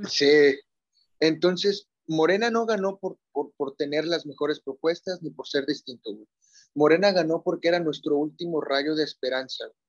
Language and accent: Spanish; Mexico; como mexicanos